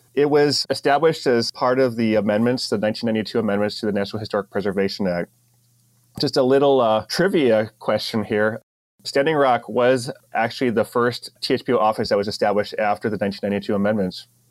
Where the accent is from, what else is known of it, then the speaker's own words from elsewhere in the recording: Ohio, United States; also born or lived in San Diego area; now in North Dakota, United States; growing up in Ohio